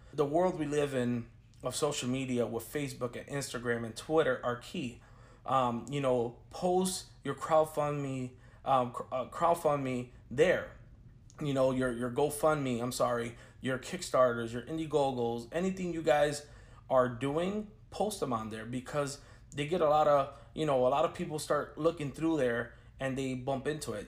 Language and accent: English; Chicago, Illinois, United States; now in Orlando, United States; I'm a filmmaker from Chicago, Illinois, based out of Orlando, Florida